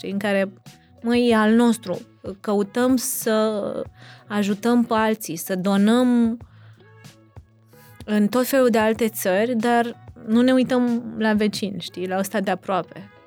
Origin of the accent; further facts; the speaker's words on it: Brașov, Brașov County, Romania; noi suntem din Brașov și am bătut pariu cu soțul meu că e, nu e în Brașov și e filmat în altă parte